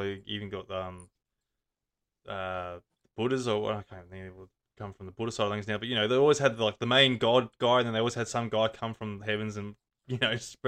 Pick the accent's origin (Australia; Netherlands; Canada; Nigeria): Australia; Gold Coast, Queensland; moved away; I grew up on the Gold Coast there, and like, even though I was on the outskirts of the Gold Coast, it's still the city life